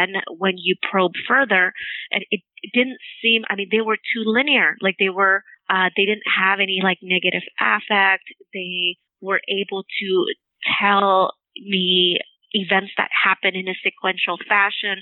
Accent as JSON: {"language": "English", "town": "Torrance", "region": "California", "country": "United States", "tie": "born or raised there", "said": "I grew up in around the Torrance area"}